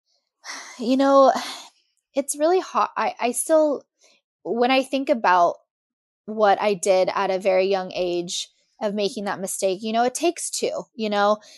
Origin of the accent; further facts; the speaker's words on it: Monterey, California, United States; I'm from Monterey